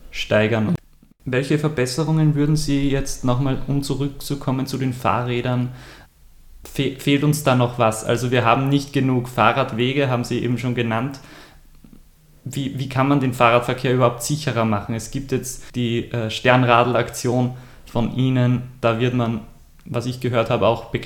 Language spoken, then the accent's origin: German; Freistadt, Upper Austria, Austria; auch in meiner Heimatstadt, jetzt in Freistadt, einen total befahrenen Marktplatz sozusagen.